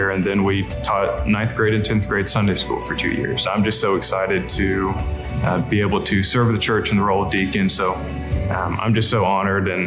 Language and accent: English; Georgia, United States; now in Monroe, United States; I grew up in Georgia to a um, in a loving Christian home.